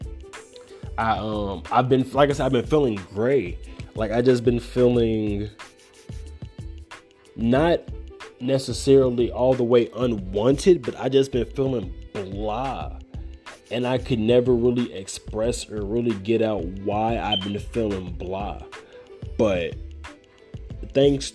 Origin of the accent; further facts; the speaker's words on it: Gary, Indiana, United States; I'm from Gary